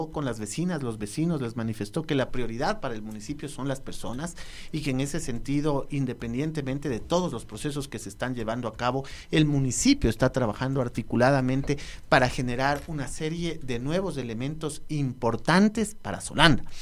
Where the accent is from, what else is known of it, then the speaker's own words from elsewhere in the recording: Ecuador; es un bien que nos ha costado 2.108 millones como ecuatorianos